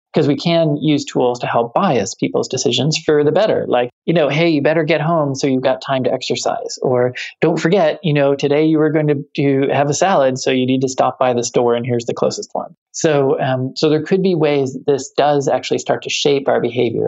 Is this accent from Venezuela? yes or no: no; Canada; moved away; I'm Canadian